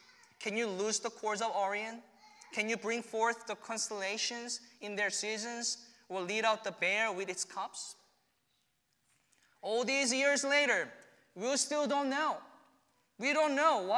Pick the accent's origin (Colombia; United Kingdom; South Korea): South Korea; moved away as an adult; returning to my home country.